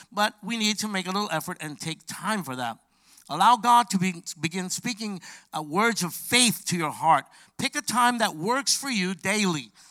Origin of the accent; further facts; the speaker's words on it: New York City, New York, United States; I'm from Brooklyn, New York.